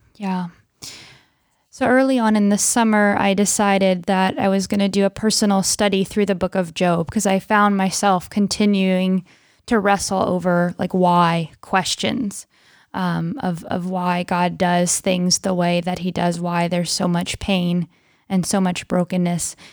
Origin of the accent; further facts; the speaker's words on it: Pennsylvania, United States; I am from Pennsylvania and was born and raised there